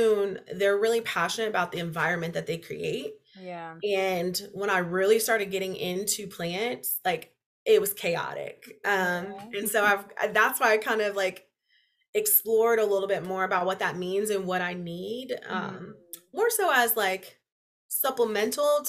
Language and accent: English; Indianapolis, Indiana, United States; also born or lived in North Carolina; I grew up in Indy. I went to college at IU. I came back to Indy